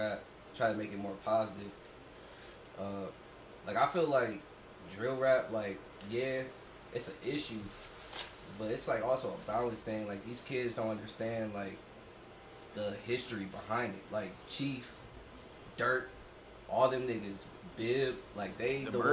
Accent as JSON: {"language": "English", "town": "Akron", "region": "Ohio", "country": "United States", "said": "I'm from Akron"}